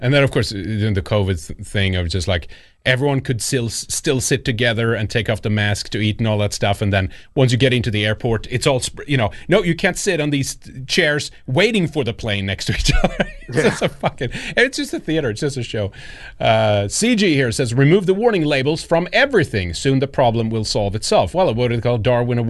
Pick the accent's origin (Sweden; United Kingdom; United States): Sweden; I'm from Sweden. I grew up there and stuff like that.